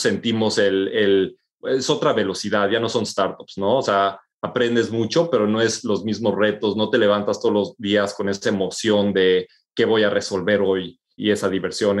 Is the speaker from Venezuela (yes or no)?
no; Mexico; moved away as an adult